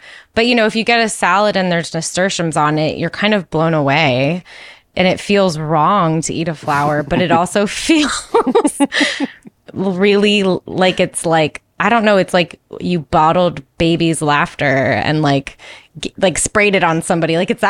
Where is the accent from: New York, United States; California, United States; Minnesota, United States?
New York, United States; When I was young and I was just starting to like babysit a lot in my hometown, I had these two sisters, and we would play outside all the time because we lived in a small town in upstate New York.